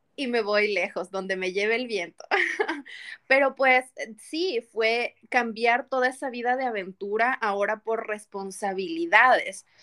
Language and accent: Spanish; Quito, Pichincha, Ecuador; moved away as an adult; now in United States; Soy de, la, de em, Ecuador, de la ciudad de Quito. Vengo de la mitad del mundo